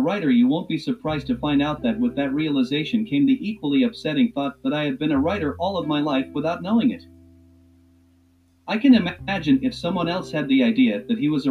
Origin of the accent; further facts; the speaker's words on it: Philadelphia, Pennsylvania, United States; I was born on May 22, 1939, in South Philadelphia of Jewish parents, one from Russia and one from Poland